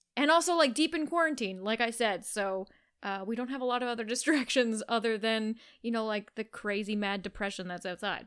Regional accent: Canada; accent: Canadian

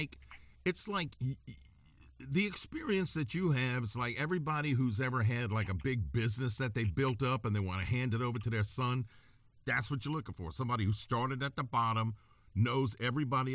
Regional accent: Gonzales, Louisiana, United States; I grew up in Gonzales

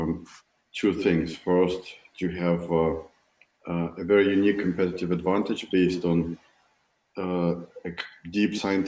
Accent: Moscow, Russia; moved away as an adult; now in Silicon Valley, United States; I'm originally from Moscow, Russia. I moved to Silicon Valley 6 years ago.

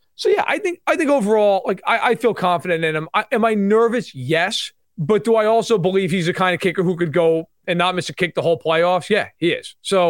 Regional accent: New York, United States; accent: New York; In the beginning of my career, it helped me because people always remembered me because of my accent. Like, if I did a radio spot, they bring him on. He has a New York accent.

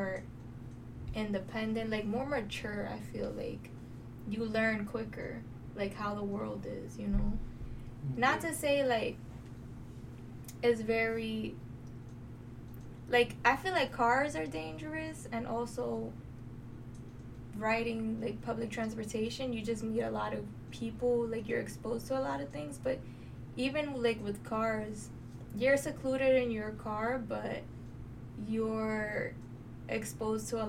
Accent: New York City, New York, United States; moved away; We're both from the Bronx

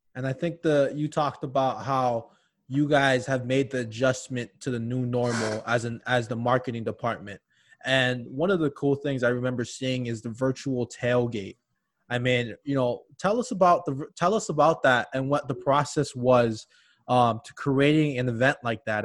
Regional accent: Hawaii, United States; moved away as an adult; now in Minnesota, United States; I was born and raised in Hawaii

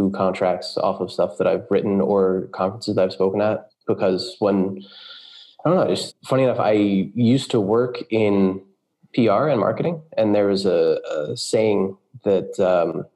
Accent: United States; moved away as an adult; also born or lived in California / New York; now in Berlin, Germany; I am a programmer based in Berlin, Germany. I'm American, though. We've lived here in Berlin for the last 3 years. Before that, we were in California. And before that, New York.

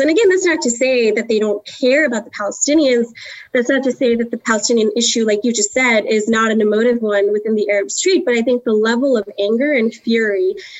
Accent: South India, India; now in United States; I'm Indian, Southern Indian. And growing up in India

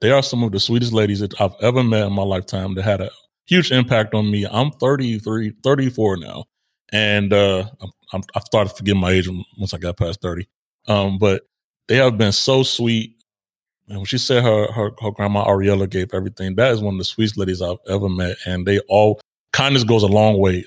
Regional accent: Israel; moved away; growing up in Israel, which I did partially as well

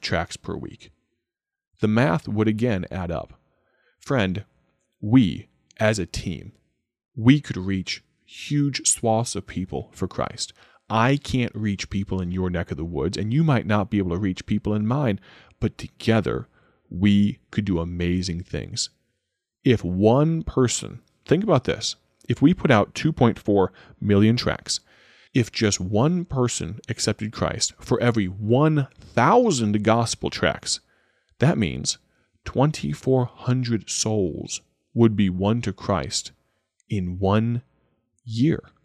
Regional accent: Dwight, Illinois, United States; my hometown of Dwight, Illinois

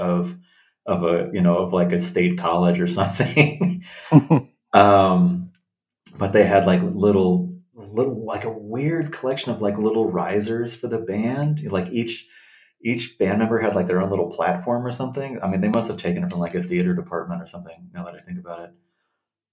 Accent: Los Angeles, California, United States; I grew up in Los Angeles, yeah, in the suburbs, in the valley.

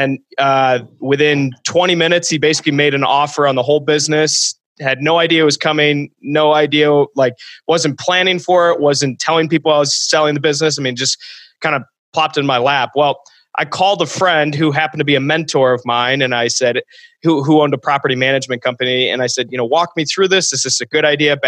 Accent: Ann Arbor, Michigan, United States; also born or lived in Holland, Michigan; I went to a college about 3 hours from my hometown. I'm from Ann Arbor, Michigan

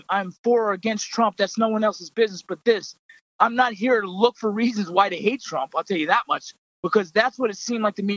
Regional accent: United States; as Americans

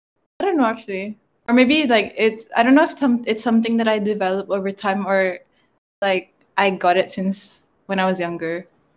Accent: Bandar Seri Begawan, Brunei-Muara, Brunei; accent: Kampung Ayer; I'm from Kampung Ayer, right? You know, sometimes like if you can hear, actually I speak like Kampung Ayer person.

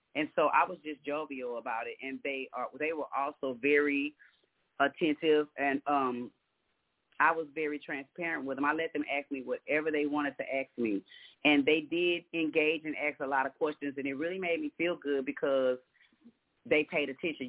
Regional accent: Galveston, Texas, United States; now in Houston, United States; I'm from Galveston but I, I live in Houston

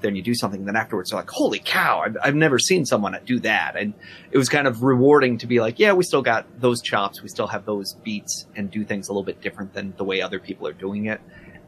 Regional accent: New York, United States; I'm from New York.

